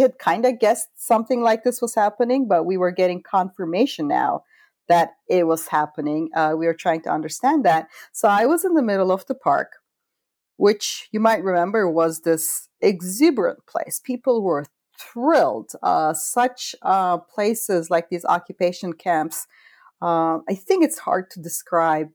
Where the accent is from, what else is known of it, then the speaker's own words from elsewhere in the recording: Istanbul, Turkey; moved away; this is literally happening in my home country a couple of blocks from where I was born.